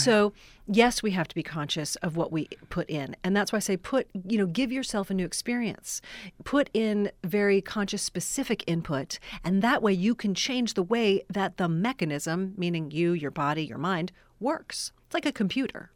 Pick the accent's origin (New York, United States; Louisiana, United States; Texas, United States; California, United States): New York, United States; New York City; moved away as an adult; now in Los Angeles, United States; I'm from New York City originally